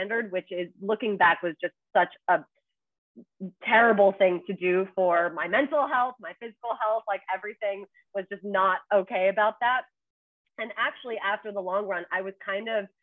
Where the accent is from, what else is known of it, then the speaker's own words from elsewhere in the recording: Toronto, Ontario, Canada; moved away as an adult; now in New York City, United States; in Toronto, my hometown.